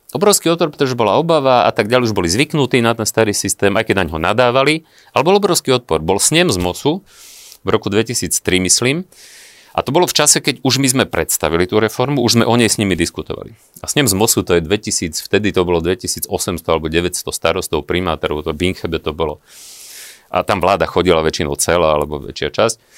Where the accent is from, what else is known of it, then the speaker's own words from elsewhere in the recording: Vranov nad Topľou, Prešov Region, Slovakia; Ja som z malého mesta, ja som, ja som z Vranova. Dnes mi tam žije rodina